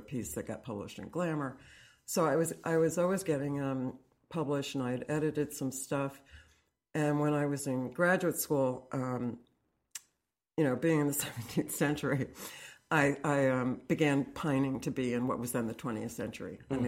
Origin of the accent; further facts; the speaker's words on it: Fairfield, Connecticut, United States; I grew up in Fairfield, Connecticut, mm-hmm.